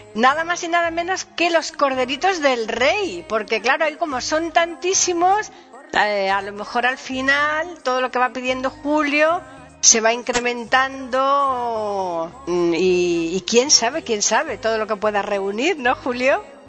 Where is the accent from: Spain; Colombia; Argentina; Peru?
Spain; Andalusia; es un villancico típico andaluz, ¿no? Un villancico más bien el estilo de mi tierra